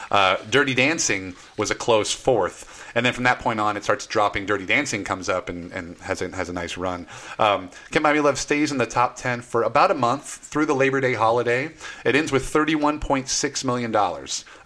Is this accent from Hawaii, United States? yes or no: yes; Hawaii, United States; also born or lived in St. Louis; now in Los Angeles, United States; I grew up in Hawaii.